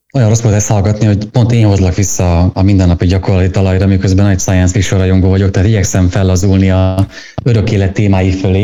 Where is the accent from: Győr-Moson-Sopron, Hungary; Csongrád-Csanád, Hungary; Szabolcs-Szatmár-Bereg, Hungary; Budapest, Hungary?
Szabolcs-Szatmár-Bereg, Hungary; Én Szabolcsi vagyok